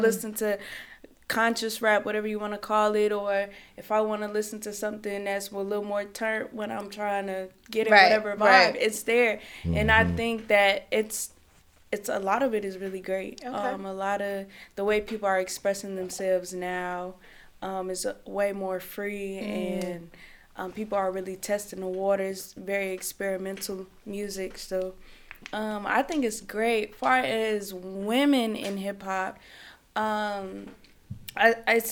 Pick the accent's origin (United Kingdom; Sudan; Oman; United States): United States; Chicago, Illinois; also born or lived in California; I grew up in Chicago